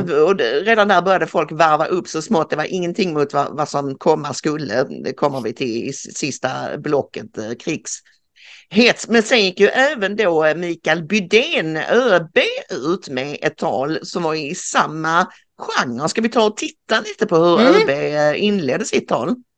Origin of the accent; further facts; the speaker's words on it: Karlskrona, Blekinge, Sweden; jag är född i Karlskrona